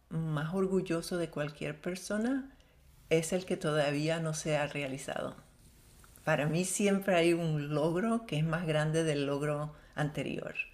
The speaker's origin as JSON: {"language": "Spanish", "country": "Syria", "tie": "born or raised there", "also_born_or_lived": "Venezuela", "said": "descendiente árabe, nací, crecí en Siria, viví en muchos países del mundo"}